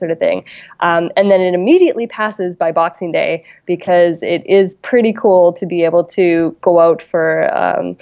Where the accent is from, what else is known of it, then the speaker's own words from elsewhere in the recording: Calgary, Alberta, Canada; moved away as an adult; now in New Zealand; I grew up in Calgary, and my family was there, but then they moved to the West Coast